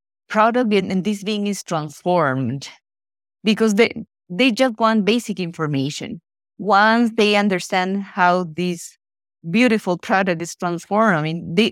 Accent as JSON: {"language": "English", "country": "Ecuador", "tie": "born or raised there", "said": "I was born and raised in Ecuador, and mm-hmm. even though we live in this paradise in South America"}